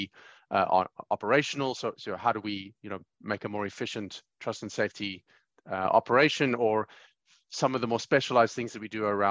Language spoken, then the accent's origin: English; Johannesburg, Gauteng, South Africa; growing up in Johannesburg, South Africa, and I came of age in the mid 90s